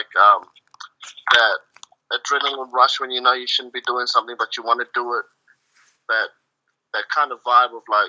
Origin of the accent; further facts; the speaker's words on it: South Africa; moved away; in my home country of South Africa